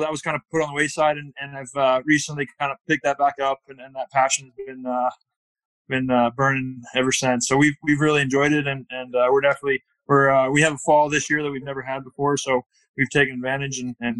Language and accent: English; California, United States; now in Park City, United States; I live in just outside of Park City, Utah. I'm originally from California, but left there a while ago.